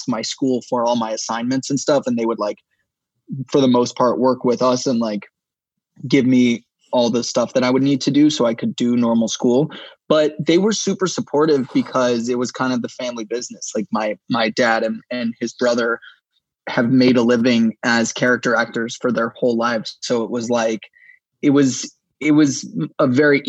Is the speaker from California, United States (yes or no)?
yes; Los Angeles, California, United States; I grew up here in LA. Obviously, I'm from the Valley.